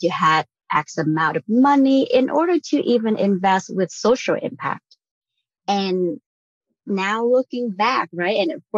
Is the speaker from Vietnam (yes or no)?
yes; Vietnam; moved away as an adult; now in United States; I was born and raised in Vietnam. I came over for college.